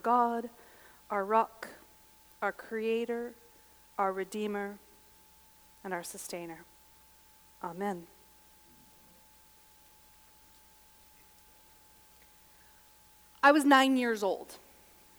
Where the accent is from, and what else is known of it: Gallup, New Mexico, United States; born or raised there; now in Lincoln, United States